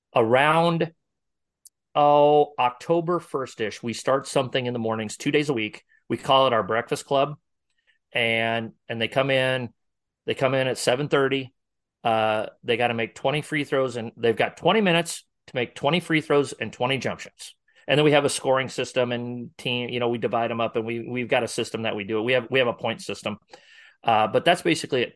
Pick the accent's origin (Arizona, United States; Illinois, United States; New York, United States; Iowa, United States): Iowa, United States; Northwest; now in Omaha area, United States; I'm from Northwest Iowa originally